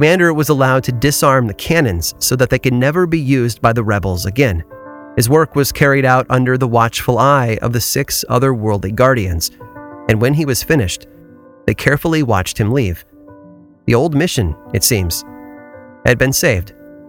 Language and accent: English; Illinois, United States; Growing up in Illinois